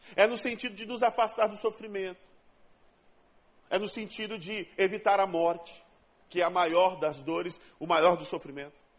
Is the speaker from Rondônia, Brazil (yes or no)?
yes; Rondônia, Brazil; now in Rio de Janeiro, Brazil; Eu não sou daqui, eu sou de Rondônia, o estado mais sensacional que Deus inventou.